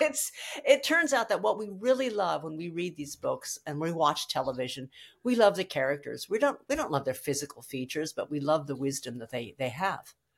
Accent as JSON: {"language": "English", "town": "San Diego", "region": "California", "country": "United States", "tie": "born or raised there", "also_born_or_lived": "Maine", "moved": "as an adult", "said": "I was born at Mercy Ho, uh, at, uh, Mercy Hospital in San Diego"}